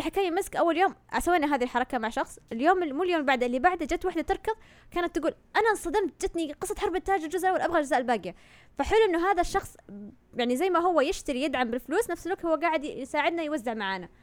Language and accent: Arabic; Saudi Arabia; عندنا في السعودية